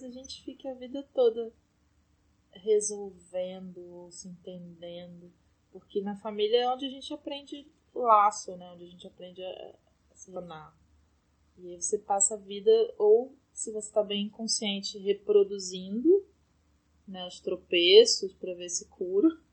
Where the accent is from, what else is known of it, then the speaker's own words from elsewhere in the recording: Brazil; moved away as an adult; eu tô num apartamento que é o apartamento onde eu cresci, que agora é casa do meu irmão